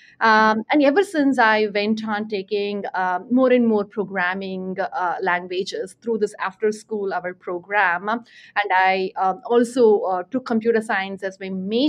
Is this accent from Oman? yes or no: no; Chennai, Tamil Nadu, India; moved away; I grew up in Chennai, India